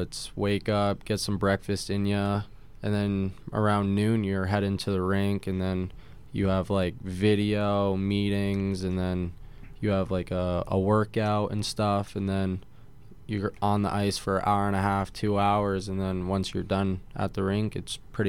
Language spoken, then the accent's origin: English; Connecticut, United States; I first started out at Wesleyan University, where I actually took my first steps skating, and then skated at Cromwell for a while, and then finally played at Elite Hockey Academy right in Northford, Connecticut.